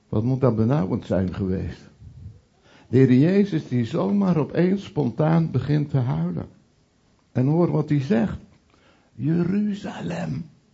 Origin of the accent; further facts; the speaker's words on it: Veluwe, Gelderland, Netherlands; now in Utrechtse Heuvelrug, Netherlands; in de omgeving waar ik ben opgegroeid op de Veluwe en nu wonend in de Utrechtse Heuvelrug